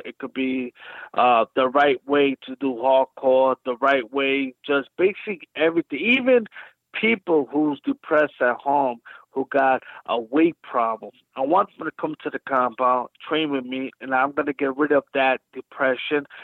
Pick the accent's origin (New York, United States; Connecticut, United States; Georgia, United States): New York, United States; New York City; I'm from Brooklyn